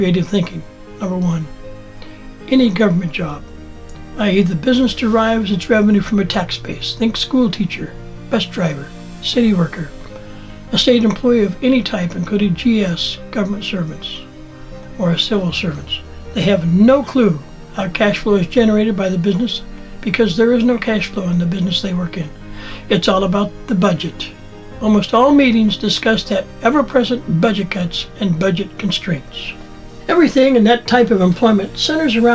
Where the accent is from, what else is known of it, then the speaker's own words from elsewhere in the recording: Montana, United States; In my youth, I worked for the Department of Agriculture in the U.S. Forest Service, fighting fires and planting trees in my home state of Montana